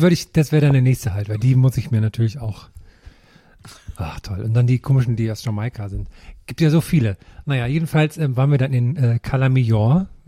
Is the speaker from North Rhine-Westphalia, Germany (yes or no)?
no; Thuringia, Germany; moved away; bei mir in meinem Heimatdorf in Thüringen